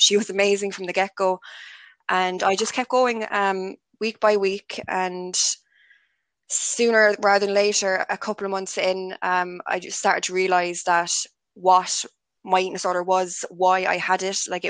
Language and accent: English; Limerick, Munster, Ireland; I'm from Limerick City